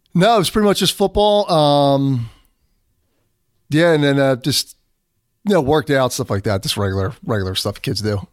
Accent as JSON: {"language": "English", "town": "Philadelphia", "region": "Pennsylvania", "country": "United States", "tie": "born or raised there", "accent": "Philadelphia", "said": "I'm from Philadelphia"}